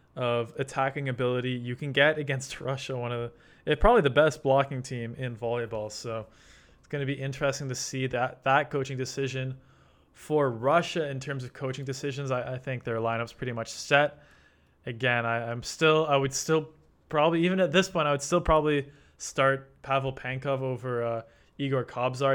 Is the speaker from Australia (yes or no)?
no; Canada; as a Canadian